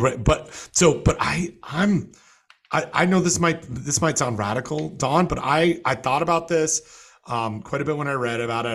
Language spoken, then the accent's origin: English; Toronto, Ontario, Canada; moved away; my hometown paper, uh, the fish wrap from, from Toronto